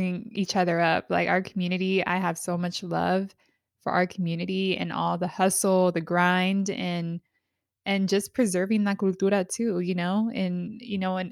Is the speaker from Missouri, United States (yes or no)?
no; San Diego, California, United States; I grew up in San Diego.